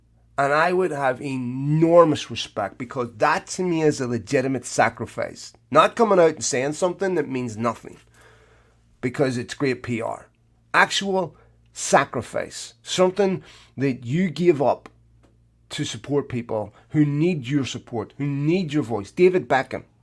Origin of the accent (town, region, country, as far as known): Ireland